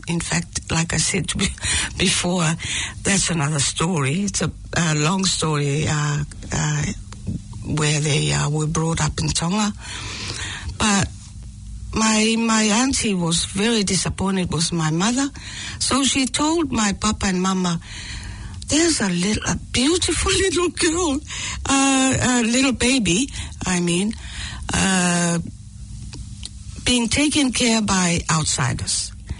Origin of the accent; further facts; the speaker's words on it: American Samoa; born there; Although I was born in American Samoa during the war.